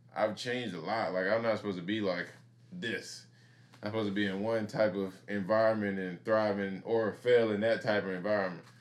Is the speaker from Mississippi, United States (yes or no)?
yes; Mississippi, United States; I grew up in Mississippi